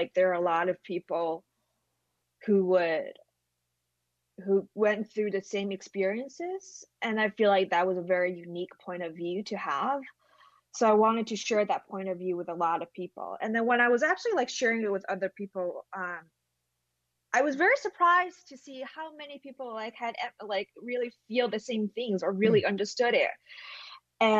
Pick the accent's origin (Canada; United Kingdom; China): China; English is a second language; moved away; I'm from China